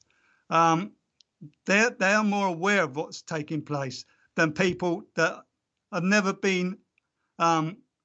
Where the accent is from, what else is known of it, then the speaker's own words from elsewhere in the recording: London, United Kingdom; I grew up in the East End of London.